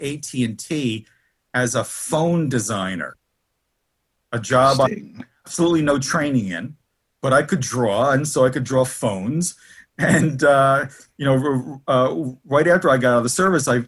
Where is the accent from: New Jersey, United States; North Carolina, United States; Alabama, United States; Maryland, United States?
New Jersey, United States; Newark; also born or lived in Kearny, New Jersey; I grew up in Newark, New Jersey